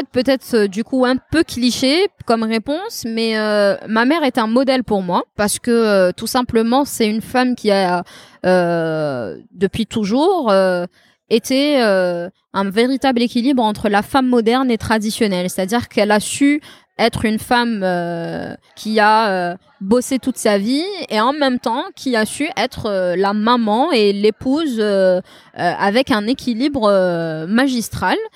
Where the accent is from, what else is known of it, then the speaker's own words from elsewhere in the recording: Beni Yenni, Tizi Ouzou Province, Algeria; j'adore Benyani, c'est mon village natal. J'ai pas l'occasion d'y aller souvent.